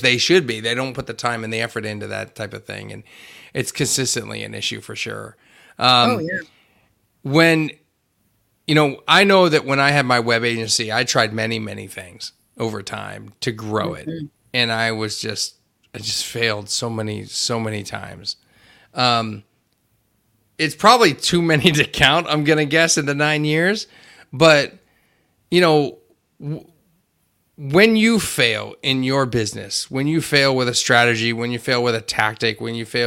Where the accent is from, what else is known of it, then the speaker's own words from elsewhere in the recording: Hershey, Pennsylvania, United States; Growing up in Hershey and from Hershey